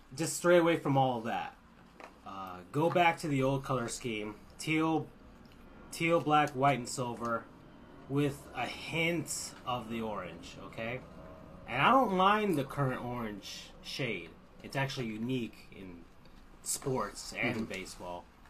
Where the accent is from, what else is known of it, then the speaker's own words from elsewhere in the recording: South Florida, United States; I'm from South Florida